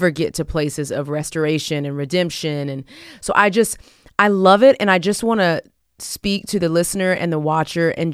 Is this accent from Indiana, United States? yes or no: no; Texas, United States; I'm from Texas